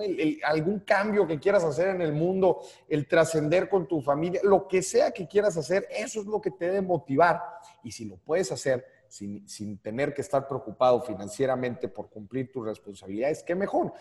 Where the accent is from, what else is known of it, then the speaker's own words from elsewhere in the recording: Monterrey, Nuevo León, Mexico; nosotros los regios